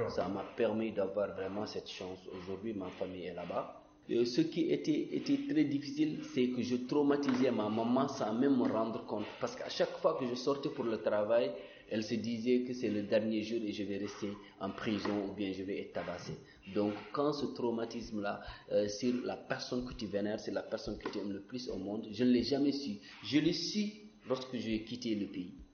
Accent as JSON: {"language": "French", "country": "Mauritania", "moved": "as an adult", "lives_now": "France", "said": "je venais de la Mauritanie"}